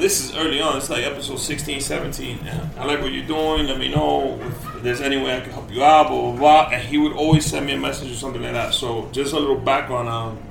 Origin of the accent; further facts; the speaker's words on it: New York, United States; I'm from New York